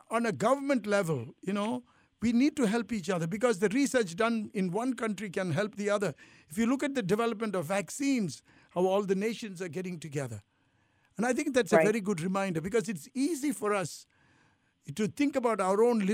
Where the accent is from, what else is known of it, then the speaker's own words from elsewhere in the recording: India; also born or lived in Italy; now in United States; I feel I'm Indian, but I lived in Italy. I feel Italian. I've lived in America all these years